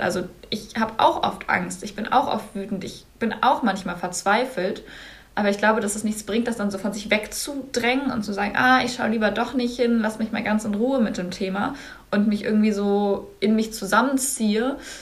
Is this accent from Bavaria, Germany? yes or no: no; North Rhine-Westphalia, Germany; ich komme aus Nordrhein-Westfalen